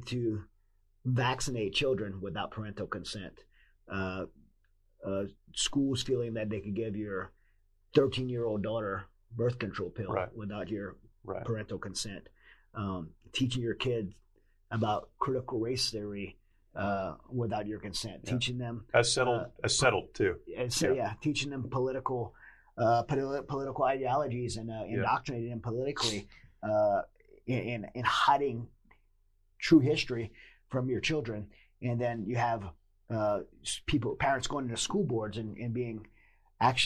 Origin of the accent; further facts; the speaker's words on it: United States; As an American, I believe, and as someone that's fought for this country